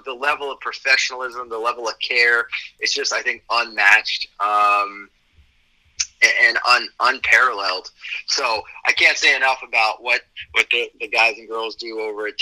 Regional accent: New Jersey, United States; I'm from New Jersey.

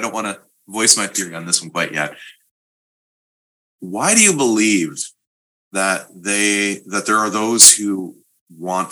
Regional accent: Canada; I'm Canadian

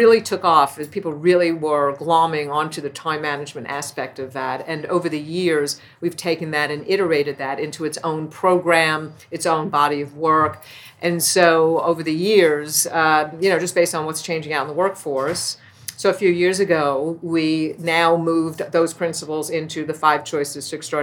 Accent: New York City, New York, United States; moved away as an adult; also born or lived in Pocono Mountains; I was born and raised in Brooklyn, New York

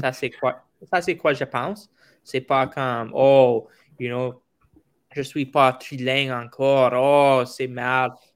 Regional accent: Gimli, Manitoba, Canada; first language English; French is a second language; C'est anglais première parce que je suis au Manitoba

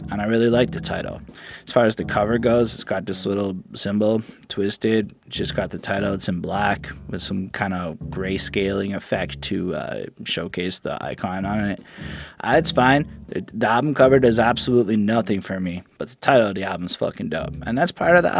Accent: Canada; I'm Canadian

